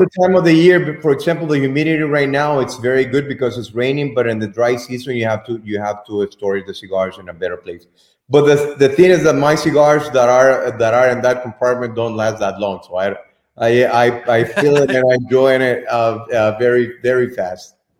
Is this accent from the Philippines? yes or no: no; Estelí, Nicaragua; I'm from Esteli, my friend. I was born here in Esteli. My mother from Esteli.